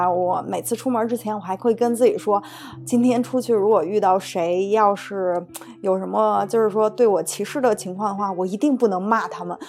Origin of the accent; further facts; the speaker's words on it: China; now in Italy; 她可能看到我是中国人，她就很支支吾吾的不跟我讲话了。